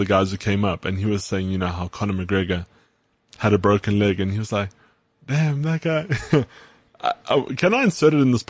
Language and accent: English; South Africa; accent: South African